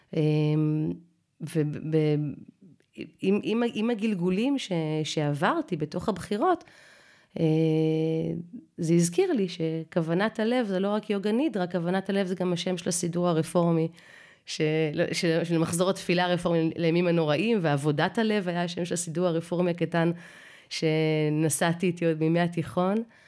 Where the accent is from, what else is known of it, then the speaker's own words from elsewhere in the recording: Israel; ואנחנו מדברים עברית תקנית ואוהבים את התנ"ך כי אנחנו ישראלים